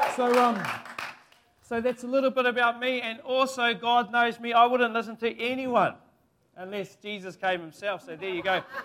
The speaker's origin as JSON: {"language": "English", "town": "Kaiwaka", "region": "Northland", "country": "New Zealand", "tie": "born or raised there", "said": "my hometown, Maungaturutu, Kaiwaka, Te Uria Ngāti Um"}